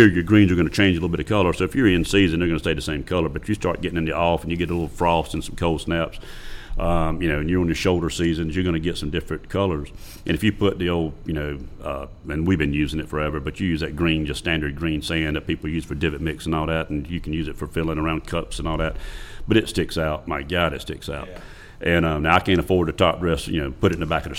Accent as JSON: {"language": "English", "area": "Lake Murray", "region": "South Carolina", "country": "United States", "tie": "born or raised there", "said": "I grew up on Lake Murray when it was a fish camp."}